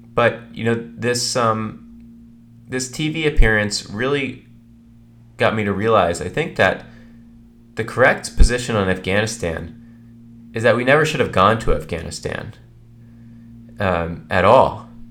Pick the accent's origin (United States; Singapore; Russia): United States